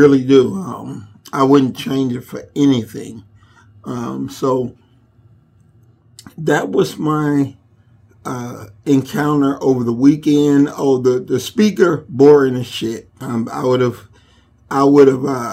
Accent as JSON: {"language": "English", "town": "Chicago", "region": "Illinois", "country": "United States", "tie": "born or raised there", "moved": "yes", "said": "growing up in Inglewood"}